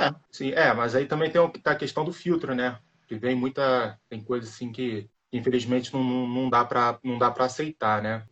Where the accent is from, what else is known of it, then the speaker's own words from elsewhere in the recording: Rio de Janeiro, Brazil; Eu sou do Rio de Janeiro